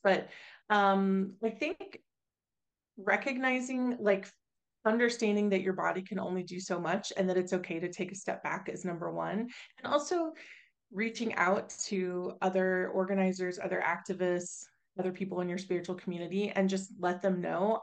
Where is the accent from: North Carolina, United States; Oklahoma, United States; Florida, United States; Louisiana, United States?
Oklahoma, United States; now in Massachusetts, United States; I'm originally from Oklahoma